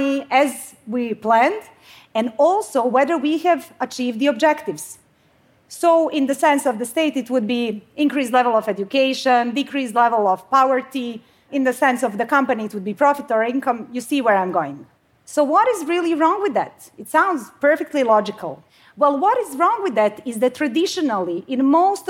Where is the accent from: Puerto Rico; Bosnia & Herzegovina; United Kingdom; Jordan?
Bosnia & Herzegovina; now in Sweden; So I come from Bosnia. I mean, I live in Sweden now